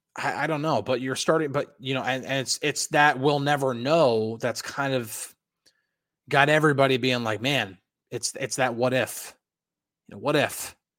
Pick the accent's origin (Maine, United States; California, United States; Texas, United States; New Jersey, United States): New Jersey, United States; Northern; moved away; also born or lived in Hackettstown, New Jersey / Boonton, New Jersey / Pittsburgh area; I grew up in Northern New Jersey.